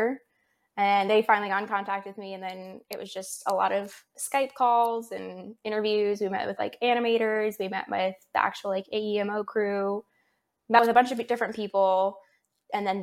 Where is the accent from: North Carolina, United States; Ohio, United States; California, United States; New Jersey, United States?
California, United States; moved away; I'm from California